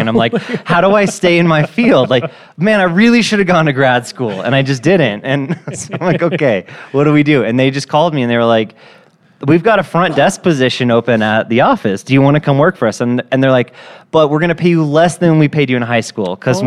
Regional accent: Fort Collins, Colorado, United States; moved away as an adult; also born or lived in Greeley, Colorado; now in Denver, United States; I was born and raised in Fort Collins, Colorado.

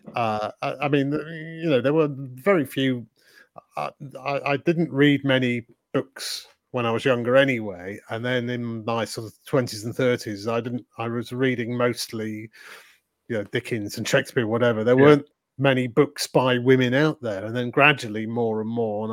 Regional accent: Leeds, Yorkshire and the Humber, United Kingdom; We grew up together in Leeds

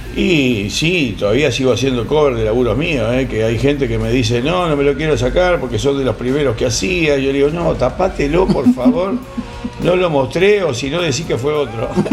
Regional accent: Uruguay; now in Argentina; Soy uruguayo, pero Argentina para mí es mi segundo amor, vivo acá hace mucho

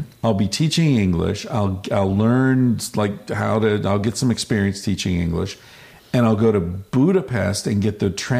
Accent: United States; also born or lived in Barcelona; I'm this American guy.

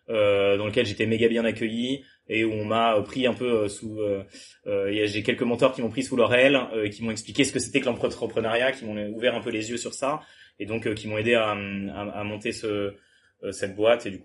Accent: Le Mans, Pays de la Loire, France; moved away as an adult; now in Toulouse, France; Euh, j'ai... Donc moi je viens du Mans, ensuite j'ai fait, j'ai fait prépa au Mans

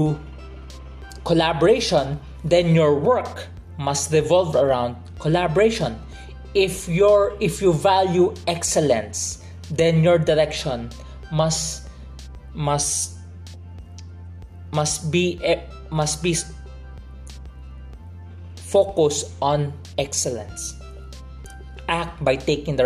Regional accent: Philippines; I'm from the Philippines

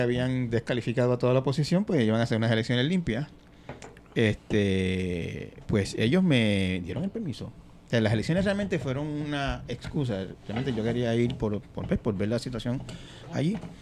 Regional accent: Santa Isabel, Puerto Rico; en el barrio Peñuela de Santa Isabel, de donde yo soy

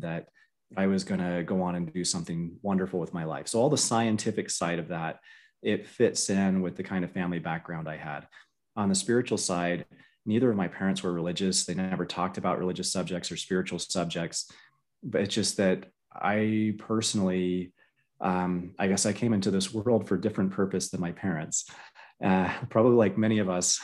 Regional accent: Florida, United States; I grew up in Florida

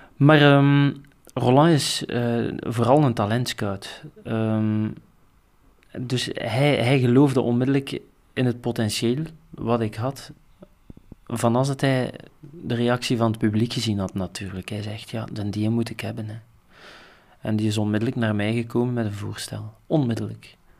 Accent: Flanders, Belgium; ik als Vlaming

